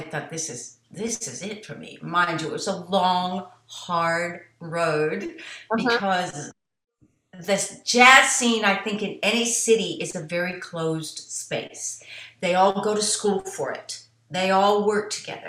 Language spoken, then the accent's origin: English; United States; I was born in America